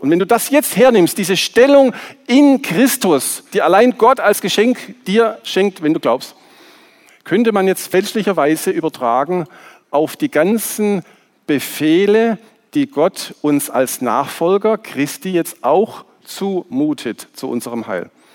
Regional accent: Swabia, Baden-Württemberg, Germany; born or raised there; accent: Swabian

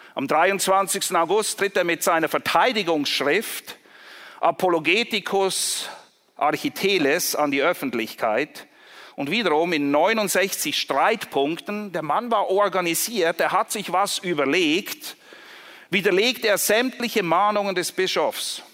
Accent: Zurich, Switzerland; Ich komme zufälligerweise aus Zürich

